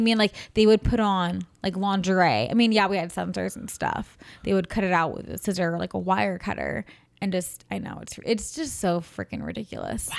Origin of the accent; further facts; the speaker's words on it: California, United States; also born or lived in San Francisco; I'm from California